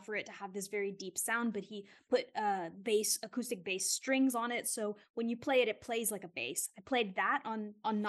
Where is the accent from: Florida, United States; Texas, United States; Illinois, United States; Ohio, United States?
Texas, United States; Houston; moved away as an adult; also born or lived in Queens, New York; now in Italy; I went to university in my hometown at a very, a very for the people school in a pretty rough neighborhood in the inner city of Houston, Texas